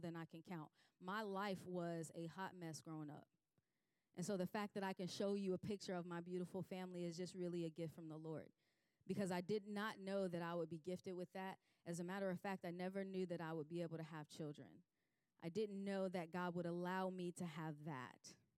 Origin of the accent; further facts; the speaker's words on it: Chicago, Illinois, United States; moved away; I grew up in Chicago